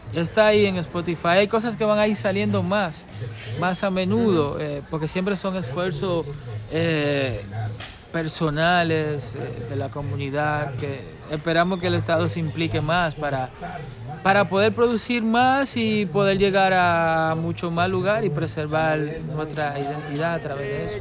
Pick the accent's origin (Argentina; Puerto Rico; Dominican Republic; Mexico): Dominican Republic; nací en Quisqueya, ¿verdad? Aquí en la isla